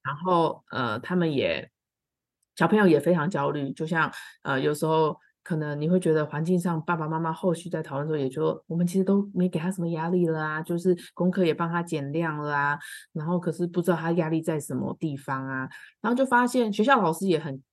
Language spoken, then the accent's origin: Chinese; Kaohsiung, Taiwan; 因为我本身是高雄人啦